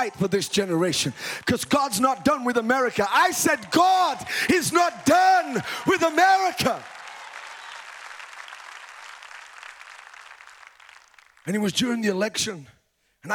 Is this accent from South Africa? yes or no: no; United Kingdom; moved away as an adult; now in United States; Now, I'm a British guy, okay? I was born in the U.K.